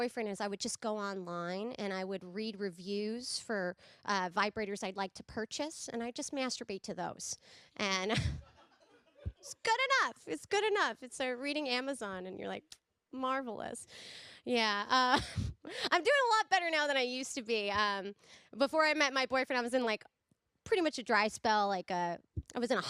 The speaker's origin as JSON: {"language": "English", "region": "California", "country": "United States", "said": "I'm from California"}